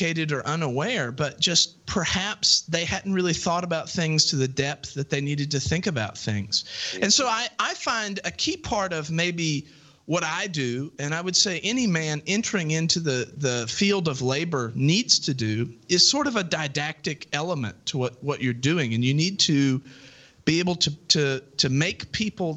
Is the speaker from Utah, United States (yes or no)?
no; Southwest Virginia, United States; moved away; also born or lived in Bristol, Tennessee; I grew up in Southwest Virginia